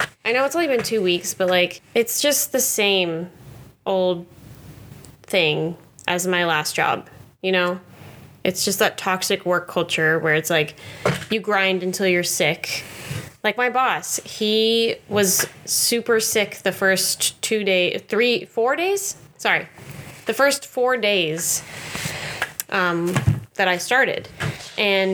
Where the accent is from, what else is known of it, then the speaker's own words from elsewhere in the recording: Denver, Colorado, United States; moved away as an adult; we moved here from my home state of Denver. My home state, Colorado. And I've never lived anywhere else